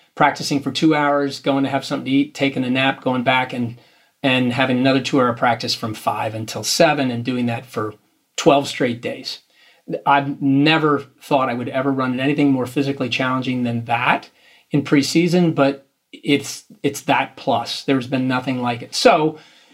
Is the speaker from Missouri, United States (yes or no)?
no; Philadelphia, Pennsylvania, United States; we're from Philadelphia, so we live in the shadow of the Big Apple